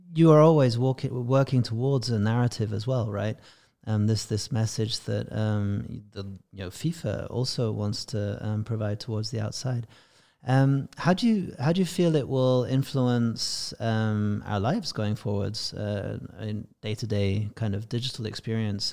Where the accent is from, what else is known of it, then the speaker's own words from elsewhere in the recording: England, United Kingdom; being English